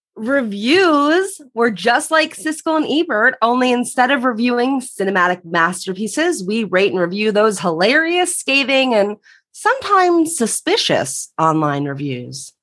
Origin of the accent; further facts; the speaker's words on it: right outside Philadelphia, Pennsylvania, United States; moved away as an adult; now in Los Angeles, United States; grew up on the East Coast, right outside Philadelphia